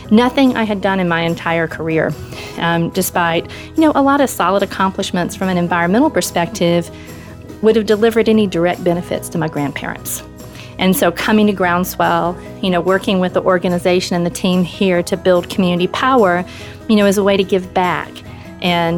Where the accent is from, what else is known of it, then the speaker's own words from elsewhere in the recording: LaGrange, Georgia, United States; moved away as an adult; now in Washington, D.C., United States; I grew up in rural Georgia in a little town called LaGrange, which was a textile town